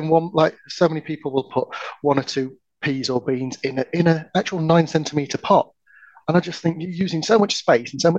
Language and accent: English; Yorkshire and the Humber, United Kingdom; I don't speak French. I'm from Yorkshire